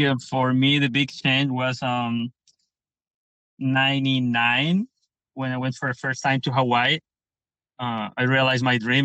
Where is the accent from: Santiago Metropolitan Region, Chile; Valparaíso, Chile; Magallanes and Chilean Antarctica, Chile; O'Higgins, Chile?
O'Higgins, Chile; Pichilemu; I'm from Pichilemu, which is um, the place I more love.